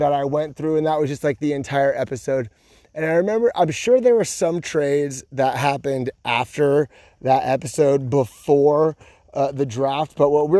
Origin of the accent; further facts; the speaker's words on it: California, United States; moved away as an adult; now in Georgia, United States; I'm from California and we say you guys in California